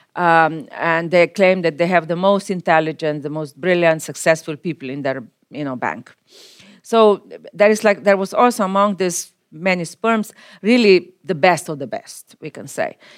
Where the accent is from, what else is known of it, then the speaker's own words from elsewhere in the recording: Slovenia; my home country, Slovenia